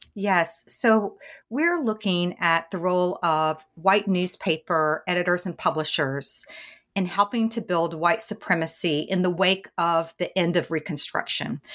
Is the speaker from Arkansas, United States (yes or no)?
no; East Tennessee, United States; accent: Southern; I grew up in the South in East Tennessee.